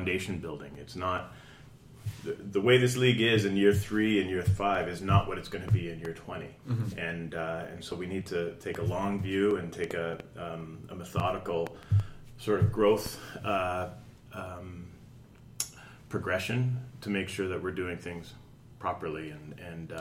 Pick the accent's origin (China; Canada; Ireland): Canada; I'm born and raised in Canada.